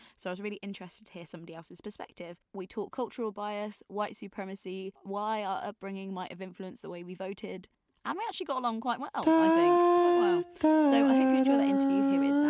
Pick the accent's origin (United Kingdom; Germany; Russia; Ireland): United Kingdom; West Midlands; I'm from the West Midlands, and I'm proper arty, and I have a nose ring.